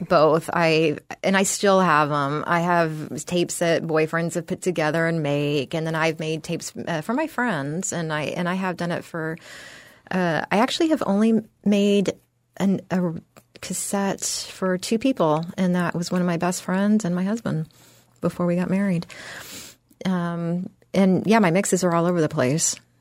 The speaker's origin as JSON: {"language": "English", "town": "San Antonio", "region": "Texas", "country": "United States", "tie": "born or raised there", "also_born_or_lived": "Austin, Texas / San Francisco Bay Area / New York City / New Jersey", "moved": "as an adult", "lives_now": "Florida, United States", "said": "I grew up in San Antonio, Texas"}